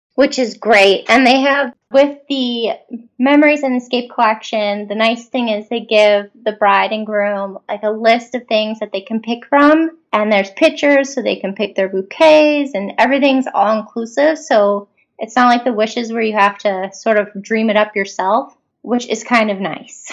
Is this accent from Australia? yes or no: no; Canada; we're all from Canada